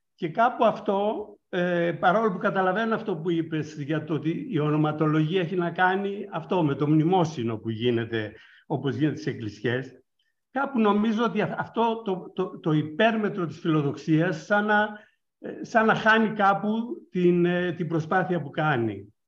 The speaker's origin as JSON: {"language": "Greek", "region": "northern Greece", "country": "Greece", "tie": "born or raised there", "said": "η καταγωγή μου είναι από τη Βόρεια Ελλάδα και στη δεκαετία του 60, κάνοντας καπνά"}